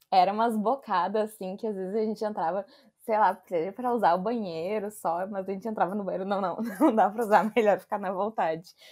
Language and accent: Portuguese; Novo Hamburgo, Rio Grande do Sul, Brazil; Eu não sou de Porto Alegre, sou de Novo Hamburgo